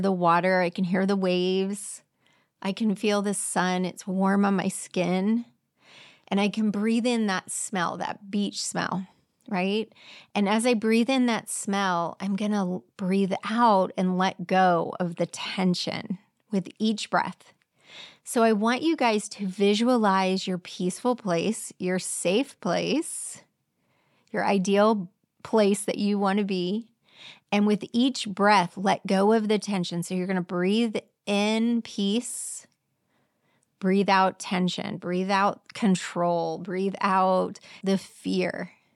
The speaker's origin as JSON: {"language": "English", "town": "Clearwater", "region": "Florida", "country": "United States", "tie": "born or raised there", "said": "I grew up in Clearwater"}